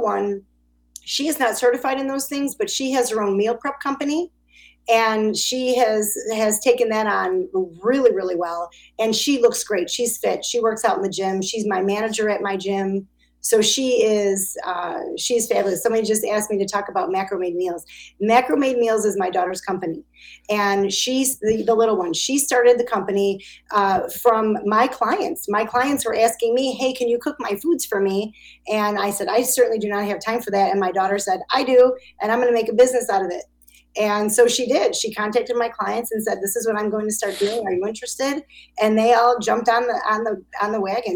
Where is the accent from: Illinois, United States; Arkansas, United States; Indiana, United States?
Illinois, United States; Chicago; I'm an Italian from Chicago